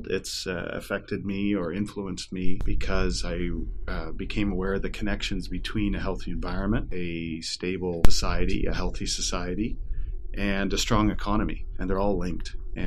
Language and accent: English; Toronto, Ontario, Canada; also born or lived in British Columbia; now in Ottawa, Canada; I live here in Ottawa, Canada. I grew up in Toronto and spent a lot of years out in beautiful British Columbia